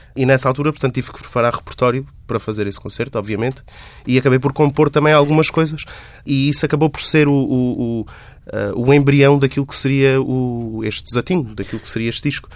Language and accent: Portuguese; Montemor-o-Novo, Alentejo, Portugal; moved away; sou montemorense, sou de Montemoro Novo